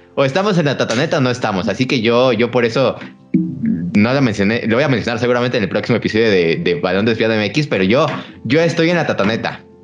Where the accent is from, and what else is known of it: Mexico